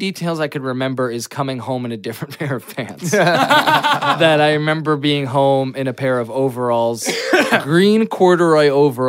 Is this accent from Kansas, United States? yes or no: no; Old Bridge, New Jersey, United States; New Jersey. Old Bridge, New Jersey